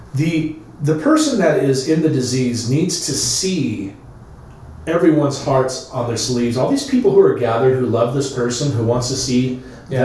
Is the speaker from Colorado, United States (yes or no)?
no; Long Beach, California, United States; my growing up in Long Beach